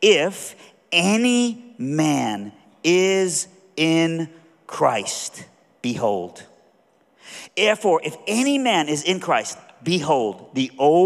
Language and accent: English; Iran; moved away; I'm from Iran